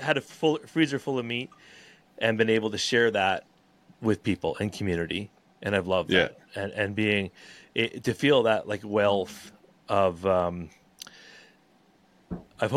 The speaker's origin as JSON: {"language": "English", "town": "Vancouver", "region": "British Columbia", "country": "Canada", "moved": "as an adult", "lives_now": "Sunshine Coast, Canada", "said": "I'm from Vancouver originally, and we've sort of since moved up to the Sunshine Coast"}